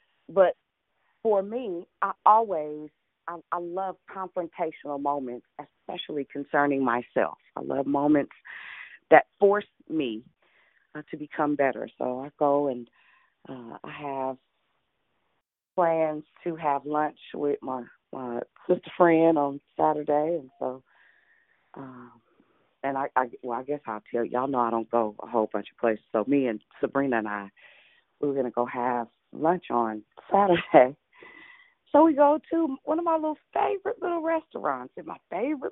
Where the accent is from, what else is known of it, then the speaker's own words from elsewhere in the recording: Richmond, United States; I'm from Richmond